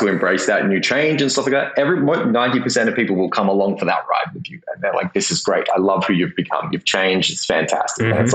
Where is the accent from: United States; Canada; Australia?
Australia; Perth, Western Australia; growing up in Perth